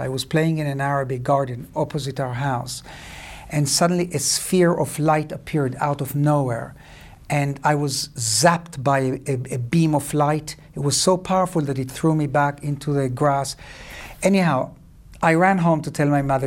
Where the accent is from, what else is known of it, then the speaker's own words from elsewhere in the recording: Cyprus; moved away; also born or lived in Israel; I grew up in Cyprus